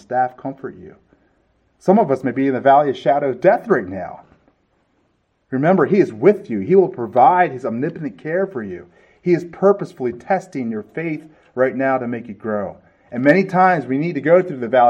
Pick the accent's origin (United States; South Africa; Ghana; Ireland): United States; California; moved away; I'm from California